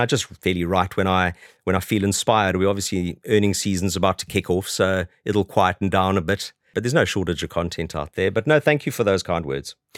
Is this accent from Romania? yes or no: no; South Africa; moved away as an adult; now in London, United Kingdom; I grew up in South Africa, as you can probably tell from my accent, although I've been over here twenty-two years.